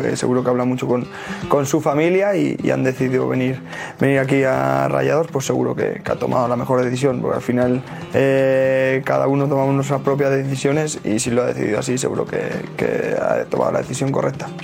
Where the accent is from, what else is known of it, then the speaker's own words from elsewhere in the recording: Mexico; los mexicanos somos